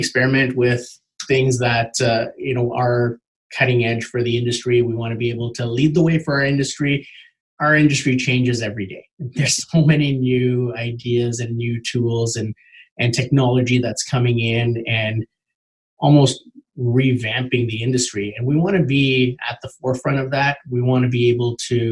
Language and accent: English; Markham, Ontario, Canada; I grew up in Markham, so I know it well, and it's great to be able to work in a city that you grew up in.